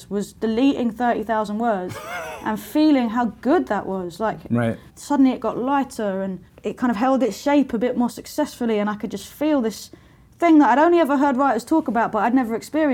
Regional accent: London, United Kingdom; when I was growing up in Lewisham, which is the borough where I grew up

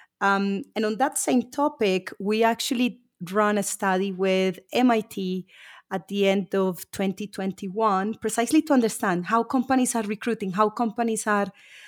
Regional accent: Colombia; moved away as an adult; also born or lived in United Kingdom; I was born and raised in Colombia. I've lived in the UK for a few years.

